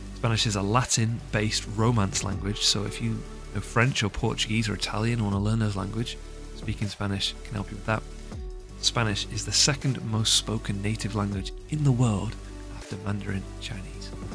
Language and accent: English; England, United Kingdom; I'm English, I come from the U K